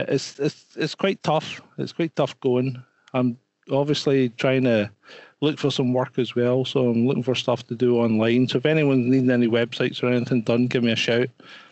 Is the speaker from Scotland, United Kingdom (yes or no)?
yes; Scotland, United Kingdom; Being Scottish, it doesn't help because I sound half cut anyway before I even start speaking.